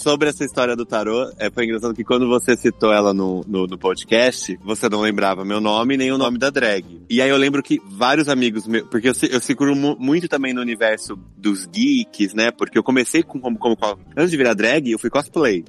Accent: Ribeirão Preto, São Paulo, Brazil; moved away as an adult; also born or lived in Campinas; now in São Paulo, Brazil; Eu sou campineiro, mas fui criado em Ribeirão, então me considero ribeirão pretano.

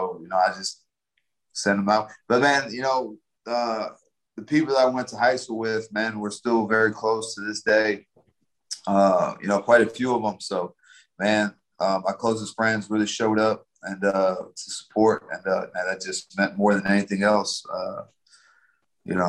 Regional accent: San Antonio, Texas, United States; moved away; I'm from San Antonio

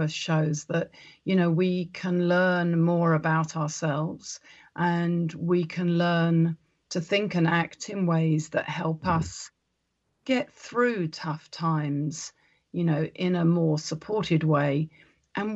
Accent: New Zealand; as we would say in New Zealand, in the native dialect of our land

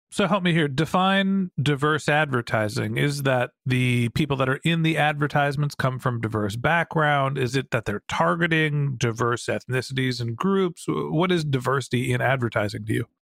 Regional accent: United States; White guy, middle-aged, privileged, United States of America

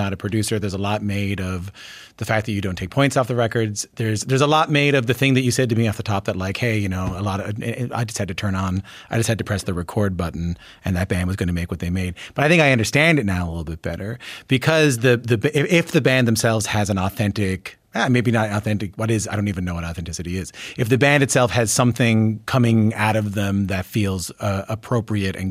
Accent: St. John's, Newfoundland and Labrador, Canada; my hometown in St. John's

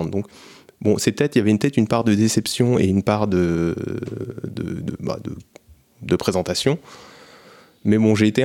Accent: France; on est des Français.

